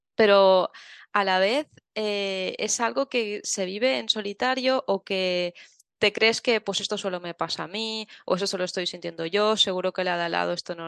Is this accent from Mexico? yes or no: no; Tavernes de la Valldigna, Valencian Community, Spain; soy de Tabernes de la Vaidigna, que es un pueblecito de Valencia